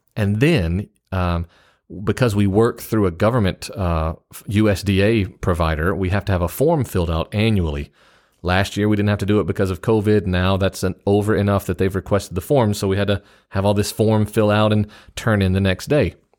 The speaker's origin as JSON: {"language": "English", "region": "the South", "country": "United States", "said": "being a Southerner"}